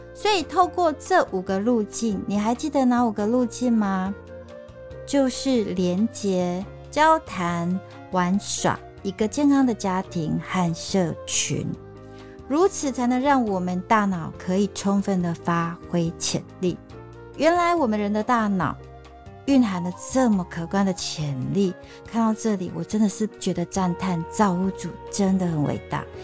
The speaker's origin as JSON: {"language": "Chinese", "country": "Taiwan", "accent": "Taiwanese Mandarin", "said": "所以我现在常讲话为台湾国语"}